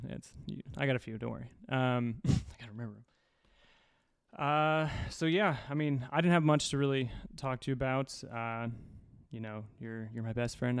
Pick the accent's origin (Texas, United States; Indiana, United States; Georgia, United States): Indiana, United States; moved away; Indiana, white trash